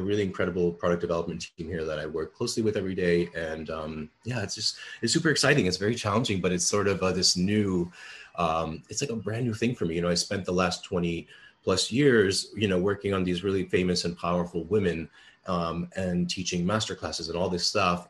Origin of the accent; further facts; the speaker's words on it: New York City, New York, United States; I grew up in the Bronx and I'm a child of immigrant parents.